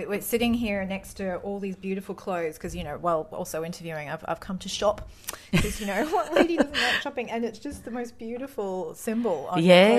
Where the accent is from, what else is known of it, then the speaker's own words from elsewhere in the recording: Queensland, Australia; growing up in Queensland, you turn everything inside out because the sun will fade it otherwise.